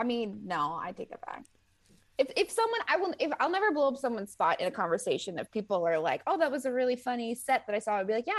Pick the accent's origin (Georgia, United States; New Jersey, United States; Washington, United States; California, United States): New Jersey, United States; I'm from New Jersey.